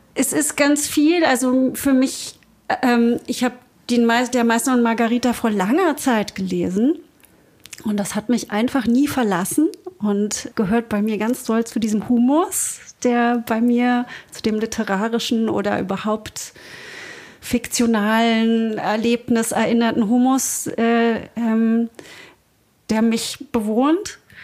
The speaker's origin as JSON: {"language": "German", "region": "Berlin", "country": "Germany", "tie": "born or raised there", "said": "Also ich bin sehr katholisch aufgewachsen in Berlin"}